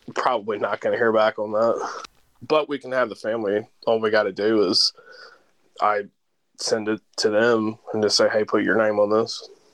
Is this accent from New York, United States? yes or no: no; Kentucky, United States; moved away as an adult; also born or lived in St. Louis, Missouri; I live back in Kentucky. I spent most of my career in St. Louis. I'm from Kentucky. I moved home to Kentucky